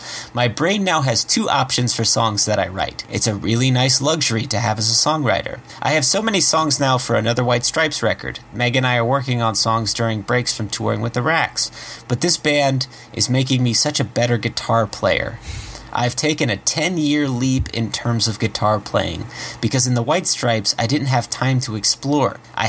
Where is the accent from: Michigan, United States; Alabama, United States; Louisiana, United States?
Michigan, United States; Detroit; I grew up in that city, and I was sort of forced to leave my hometown. I didn't grow up in the suburbs and move into the city and slum it. I lived there my whole life